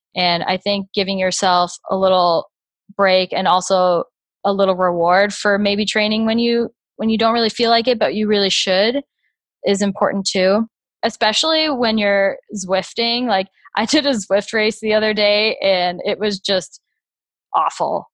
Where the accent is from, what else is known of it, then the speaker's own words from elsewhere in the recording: Naples, Florida, United States; now in Grand Rapids, United States; I'm from Naples, Florida, and I currently live in Grand Rapids, Michigan.